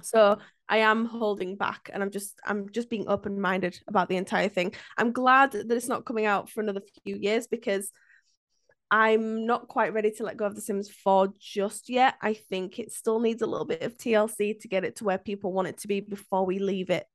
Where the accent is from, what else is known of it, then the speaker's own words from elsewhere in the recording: Yorkshire and the Humber, United Kingdom; a Brit, like, a, a Yorkshire lass